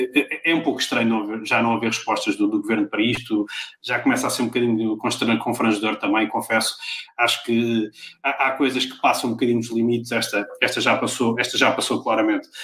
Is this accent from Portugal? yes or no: yes; Pombal, Centro, Portugal; moved away; todos nós que vivemos fora da nossa cidade Assim, de, de, coração e onde vivemos a vida toda. A minha Pombal